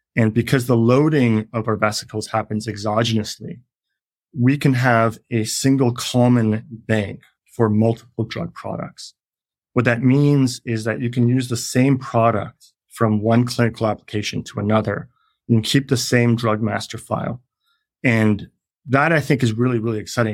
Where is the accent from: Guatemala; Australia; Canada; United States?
Canada; moved away; I'm Canadian.